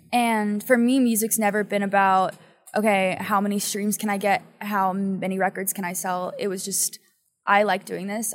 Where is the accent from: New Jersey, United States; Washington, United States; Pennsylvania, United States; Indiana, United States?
Pennsylvania, United States; now in Los Angeles, United States; I'm from Pennsylvania